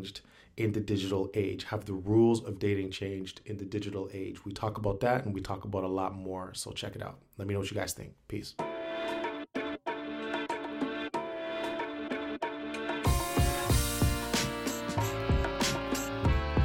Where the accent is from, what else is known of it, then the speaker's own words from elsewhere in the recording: Toronto, Ontario, Canada; I'm from Toronto